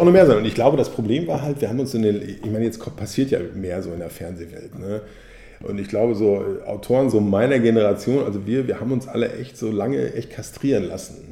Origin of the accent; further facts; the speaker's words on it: Hagen, North Rhine-Westphalia, Germany; ich komme aus Hagen.